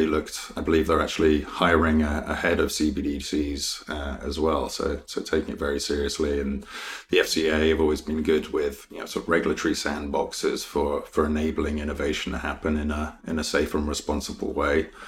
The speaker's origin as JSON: {"language": "English", "region": "London", "country": "United Kingdom", "tie": "born or raised there", "also_born_or_lived": "Sheffield", "moved": "as an adult", "said": "born in Wimbledon and went to school sort of at the top of my road. So everything very local, right on the suburbs of London."}